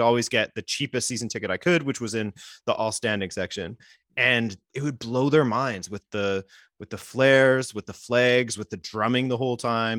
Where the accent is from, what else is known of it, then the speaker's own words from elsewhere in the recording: Vancouver Island, British Columbia, Canada; moved away as an adult; now in Montreal, Canada; I grew up on Vancouver Island